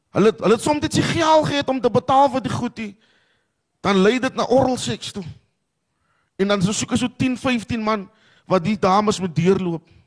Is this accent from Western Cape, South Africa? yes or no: yes; Cape Town, Western Cape, South Africa; ek is van die Kaapse vlakte